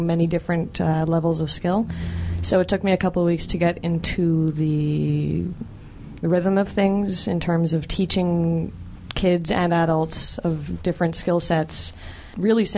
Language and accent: English; Pointe-Claire, Quebec, Canada; also born or lived in Montreal; I'm from Montreal. I grew up in Pointe-Claire